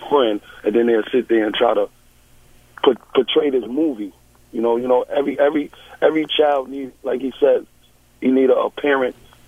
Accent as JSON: {"language": "English", "town": "New York City", "region": "New York", "country": "United States", "said": "I come from Fort Greene Projects."}